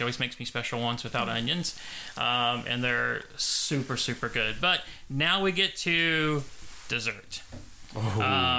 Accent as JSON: {"language": "English", "country": "United States", "said": "I'm American."}